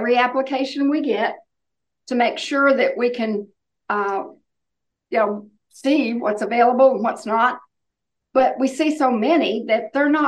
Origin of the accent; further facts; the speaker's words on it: Oklahoma, United States; now in North Carolina, United States; I grew up in Oklahoma